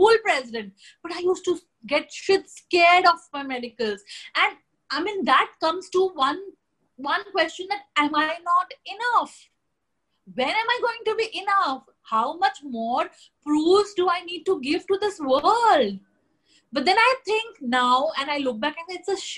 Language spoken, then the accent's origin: English; Jammu and Kashmir, India; I come from Jammu and Kashmir, a very, very closed, culturally closed state